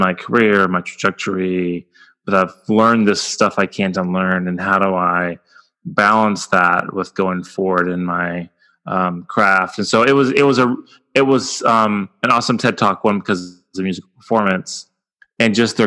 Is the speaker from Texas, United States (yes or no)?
yes; rural West Texas, United States; being from rural West Texas